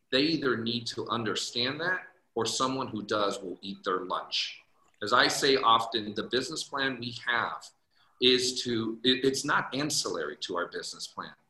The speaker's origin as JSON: {"language": "English", "town": "San Jose", "region": "California", "country": "United States", "tie": "born or raised there", "also_born_or_lived": "Guadalajara, Mexico", "lives_now": "Phoenix, United States", "said": "I am uh, uh, Mexicano. I was born in Guadalajara, Mexico, but grew up in uh, San Jose, California. I now reside in Arizona"}